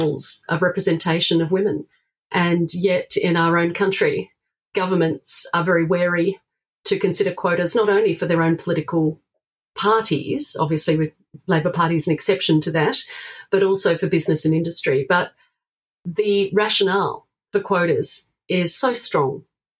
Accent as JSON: {"language": "English", "region": "South Australia", "country": "Australia", "tie": "born or raised there", "said": "my home state of South Australia"}